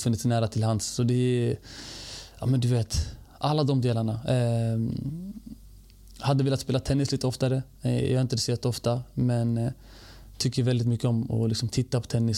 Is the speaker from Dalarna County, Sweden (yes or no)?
no; Stockholm, Stockholm County, Sweden; also born or lived in Norrköping / Bredäng; född stockholmare, född och uppvuxen i, i Rinkeby faktiskt